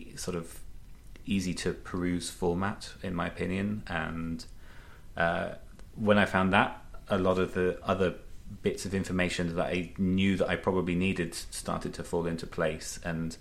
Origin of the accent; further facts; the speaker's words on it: United Kingdom; first language English; moved away as an adult; now in Austria; I am sort of still covered as a British citizen in Austria